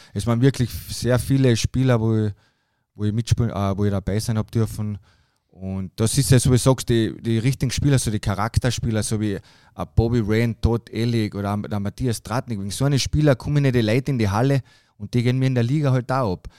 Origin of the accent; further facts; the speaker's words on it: Austria; bei uns in Österreich